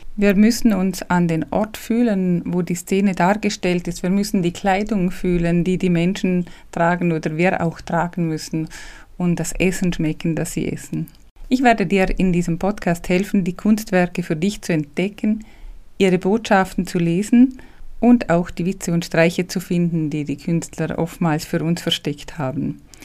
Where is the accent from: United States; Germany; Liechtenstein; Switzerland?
Liechtenstein; accent: Liechtensteiner Dialekt; first language Liechtenstein German dialect; ich bin ja nicht deutschsprachig muttersprachlich, ich spreche ja Liechtensteiner Dialekt eigentlich